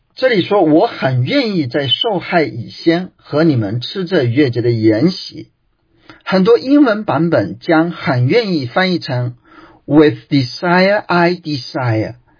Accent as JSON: {"language": "Chinese", "country": "China", "said": "我们中国人"}